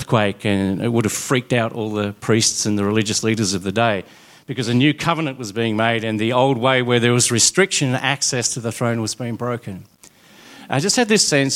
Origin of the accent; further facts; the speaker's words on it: Smithton, Tasmania, Australia; I grew up in Smithton, actually in Mellor, which is even more remote than Smithton.